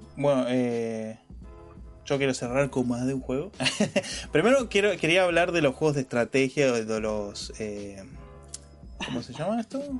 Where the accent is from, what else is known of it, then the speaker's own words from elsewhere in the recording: Argentina; soy argentino